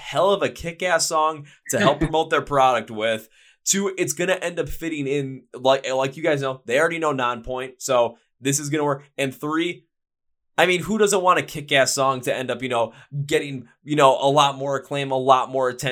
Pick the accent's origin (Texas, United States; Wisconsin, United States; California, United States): Wisconsin, United States; Milwaukee; my hometown in Milwaukee, Wisconsin